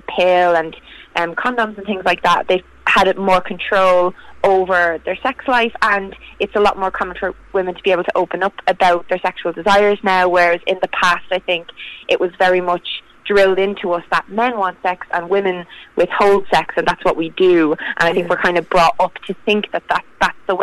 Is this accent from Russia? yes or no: no; Ireland; I'm in Ireland, and I grew up in Ireland